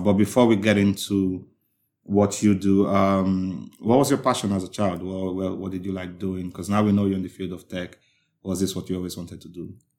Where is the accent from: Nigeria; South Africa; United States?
Nigeria; now in United Kingdom; as a Nigerian